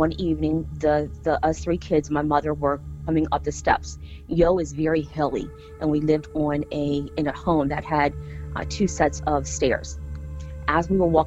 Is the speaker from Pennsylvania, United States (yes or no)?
yes; Windsor, Pennsylvania, United States; also born or lived in Yale; we grew up in Windsor